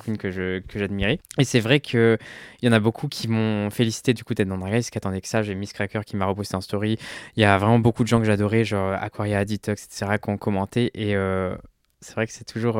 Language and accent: French; Ardèche, Auvergne-Rhône-Alpes, France; also born or lived in Lyon; now in Paris, France; moi j'ai grandi en Ardèche et j'ai euh, habité à Lyon pendant un moment, j'ai mes études à Lyon